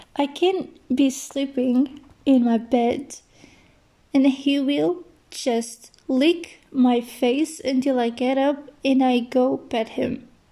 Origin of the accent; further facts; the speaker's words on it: Portugal; English is a second language; I'm from Portugal